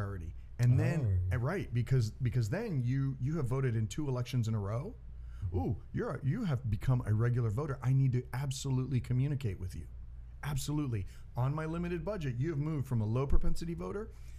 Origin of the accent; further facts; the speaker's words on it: United States; I was born in the United States